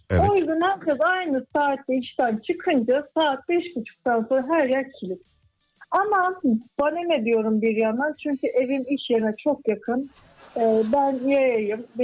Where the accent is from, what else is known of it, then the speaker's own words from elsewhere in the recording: Muğla, Turkey; Muğla. Muğla'dansınız Merkez, siz. Merkez, evet.